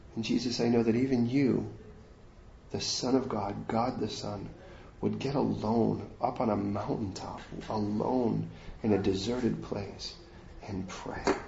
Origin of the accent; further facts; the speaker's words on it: United States; I'm American